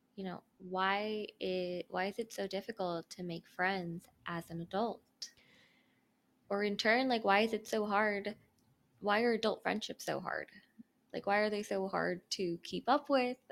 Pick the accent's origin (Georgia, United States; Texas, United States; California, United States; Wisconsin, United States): California, United States; Cerritos; I'm born and raised in SoCal